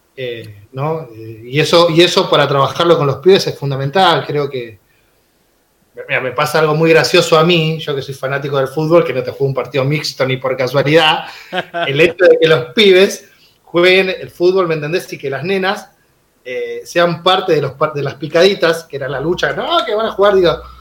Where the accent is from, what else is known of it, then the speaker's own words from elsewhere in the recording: Villa Jardín, Buenos Aires Province, Argentina; yo nací y me crié en una villa, en Villa Jardín. Eh, en una villa en el conurbano bonaerense